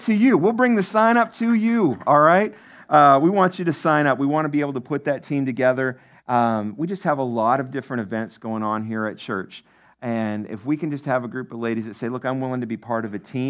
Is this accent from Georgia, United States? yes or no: no; Maine, United States; moved away; my home state, Maine